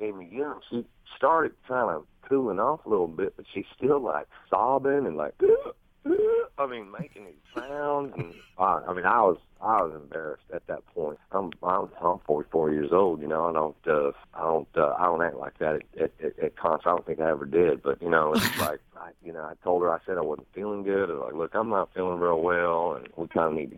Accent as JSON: {"language": "English", "region": "the South", "country": "United States", "said": "I'm from the South"}